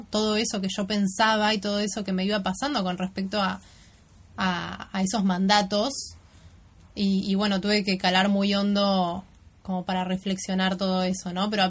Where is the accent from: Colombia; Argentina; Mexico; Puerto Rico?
Argentina; Buenos Aires; en Buenos Aires porque hay algunas cuestiones que tengo que seguir profundizando de, de, mi ciudad natal, de cómo me siento yo, quién soy yo acá, no como viajera, sino como, local, ¿no?